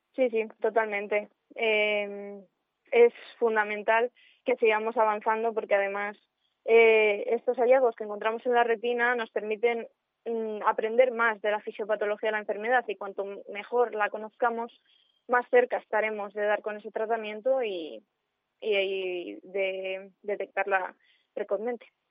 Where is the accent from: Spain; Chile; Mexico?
Spain; Cuéllar, Castile and León; moved away as an adult; para mí Cuellar es una de las partes más importantes mm, de mi vida, siempre lo ha sido, y aunque me fui a estudiar fuera, em, en mi forma de ser y todo lo que he aprendido allí en el colegio, en el instituto